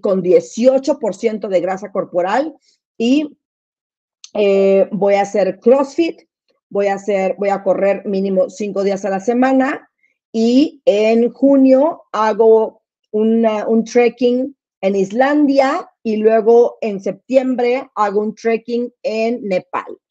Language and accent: Spanish; Monterrey, Nuevo León, Mexico; moved away; yo me crié en Monterrey